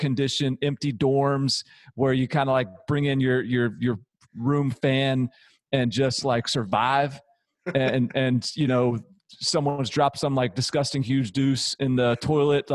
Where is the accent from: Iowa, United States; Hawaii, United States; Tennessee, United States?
Tennessee, United States; Nashville; also born or lived in Washington, D.C.; I'm from Nashville